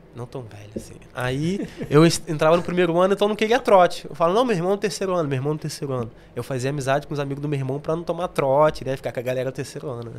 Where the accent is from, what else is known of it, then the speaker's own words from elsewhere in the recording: Rio de Janeiro, Brazil; accent: carioca; moved away as an adult; now in England, United Kingdom; criado mesmo no Rio